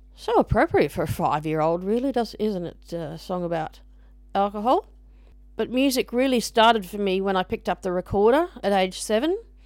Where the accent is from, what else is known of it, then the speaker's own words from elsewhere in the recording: Brisbane, Queensland, Australia; I grew up in Brisbane, uh, the capital of Queensland, Australia.